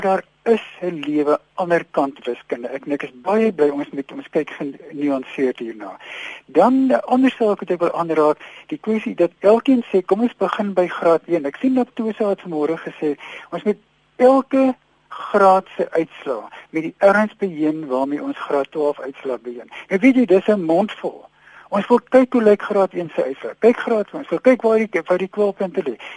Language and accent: Afrikaans; South Africa; ons as Afrikaners